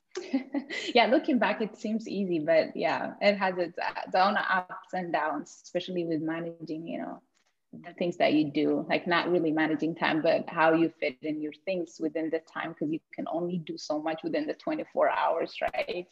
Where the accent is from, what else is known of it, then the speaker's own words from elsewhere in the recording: Ethiopia; moved away as an adult; now in Blaine, United States; came from a place where there isn't snow, as I came from Ethiopia